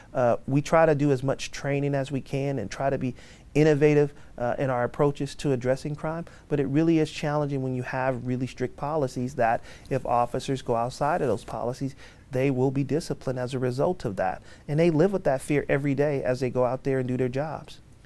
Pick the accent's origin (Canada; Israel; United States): United States; Oakland, California; born and raised in Oakland